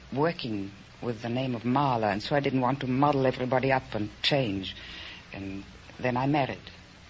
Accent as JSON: {"language": "English", "region": "Vienna", "country": "Austria", "moved": "yes", "said": "I'm from Vienna."}